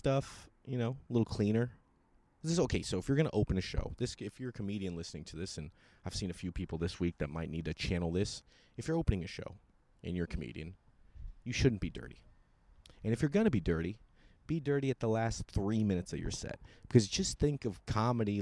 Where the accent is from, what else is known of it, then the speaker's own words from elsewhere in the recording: San Francisco or Sacramento, California, United States; I was from San Francisco or Sacramento.